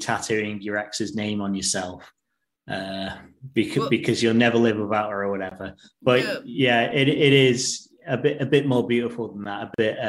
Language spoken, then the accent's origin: English; England, United Kingdom; a 30-odd-year-old English guy